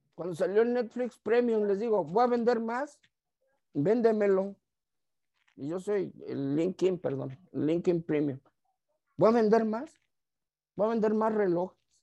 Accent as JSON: {"language": "Spanish", "town": "Tijuana", "region": "Baja California", "country": "Mexico", "said": "yo, soy de acá de Tijuana"}